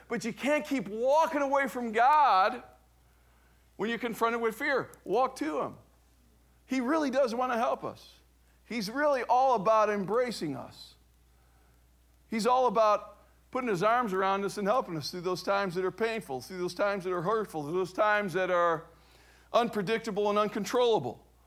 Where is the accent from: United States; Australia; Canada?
United States; Cleveland, Ohio; I was raised in Cleveland, Ohio